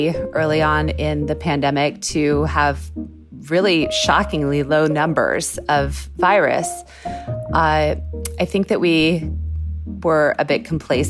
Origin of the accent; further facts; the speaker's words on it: United States; me being an American